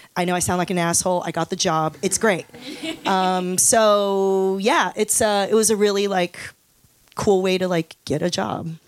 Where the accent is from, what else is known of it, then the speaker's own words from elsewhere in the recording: Los Angeles, California, United States; also born or lived in Taiwan; I moved to Los Angeles when I was five